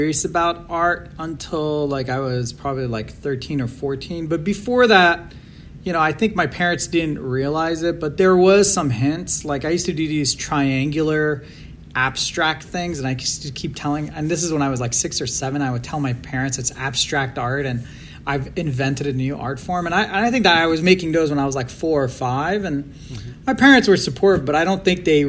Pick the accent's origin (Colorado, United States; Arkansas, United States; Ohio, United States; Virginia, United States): Virginia, United States; also born or lived in Iran; I grew up in Virginia, right outside of DC